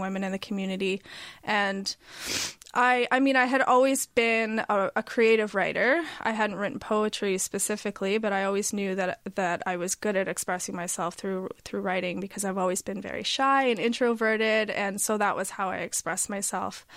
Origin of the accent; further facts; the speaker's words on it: Halifax, Nova Scotia, Canada; moved away; also born or lived in Toronto; I was from Halifax, but I had been gone for a long time.